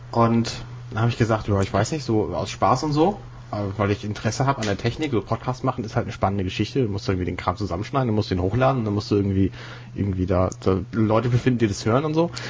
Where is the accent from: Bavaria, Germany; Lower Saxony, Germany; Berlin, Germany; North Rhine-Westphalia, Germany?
Lower Saxony, Germany; Bad Zwischenahn; Ursprünglich mhm. aus dem wunderschönen Kurort Bad Zwischenahn. Ah. Ähm, ja, das ist ungefähr von hier aus, ich würde mal sagen, weiß ich gar nicht. Also von Bremen aus ungefähr 60 Kilometer Richtung Holland.